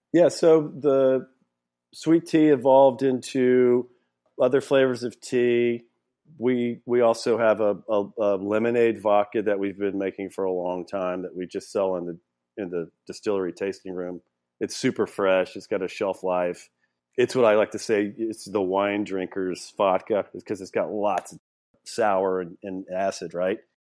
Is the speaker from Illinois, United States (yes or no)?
no; Louisiana, United States; I grew up in Louisiana.